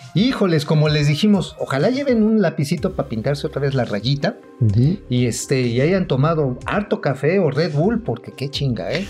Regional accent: Mexico; como mexicanos

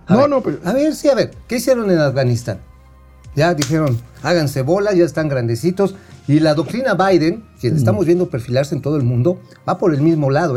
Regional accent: Mexico; como mexicanos

